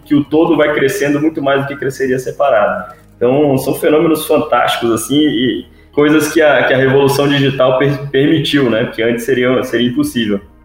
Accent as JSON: {"language": "Portuguese", "town": "Vitória", "region": "Espírito Santo", "country": "Brazil", "also_born_or_lived": "Rio de Janeiro", "moved": "yes", "said": "eu sou de Vitória, Espírito Santo"}